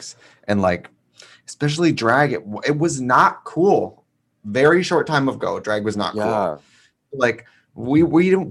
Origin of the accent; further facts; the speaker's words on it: Milwaukee, Wisconsin, United States; moved away; I was in Milwaukee, my hometown